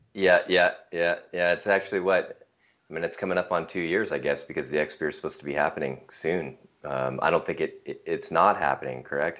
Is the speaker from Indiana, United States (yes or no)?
no; north of Seattle, Washington, United States; moved away as an adult; also born or lived in Hawaii; now in Missoula, United States; We were raised uh, north of Seattle, which is uh, west of here in Washington State